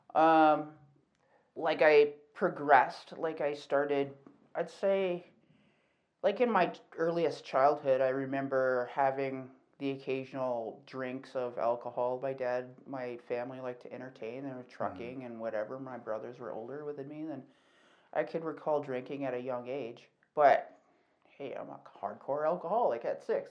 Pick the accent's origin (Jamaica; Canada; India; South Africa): Canada; Calgary, Alberta; I'm from Calgary, so um born and raised here.